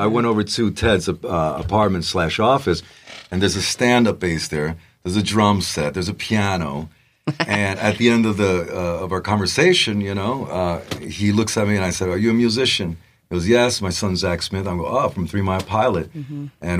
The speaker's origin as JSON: {"language": "English", "country": "Puerto Rico", "tie": "born or raised there", "also_born_or_lived": "Bronx, United States", "lives_now": "San Diego, United States", "said": "And at two or three, we moved to Puerto Rico, where my father and my mother's from."}